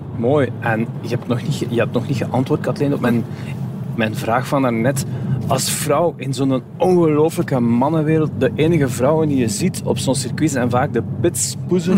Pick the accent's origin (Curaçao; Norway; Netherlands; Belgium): Belgium; Flanders; bij ons in Vlaanderen